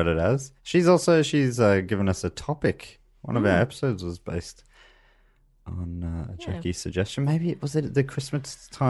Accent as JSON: {"language": "English", "town": "Moorabbin", "region": "Victoria", "country": "Australia", "tie": "born or raised there", "said": "So you could even be on the wrong side of the highway where I grew up in Brighton East, but I grew up in Moorabbin, which touches Brighton East."}